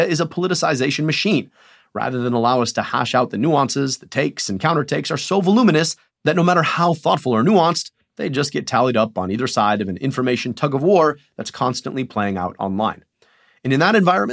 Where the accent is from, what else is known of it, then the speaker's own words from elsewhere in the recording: Michigan, United States; my home state of Michigan